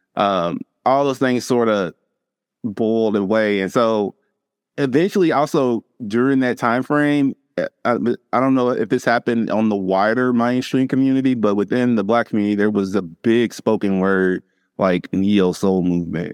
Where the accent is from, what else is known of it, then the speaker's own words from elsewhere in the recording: Louisville, Kentucky, United States; now in Eastern Kentucky, United States; Growing up in Louisville